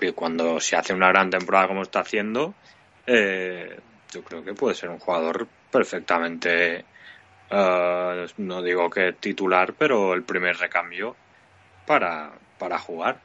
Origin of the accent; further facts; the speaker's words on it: Mallorca, Balearic Islands, Spain; como mallorquín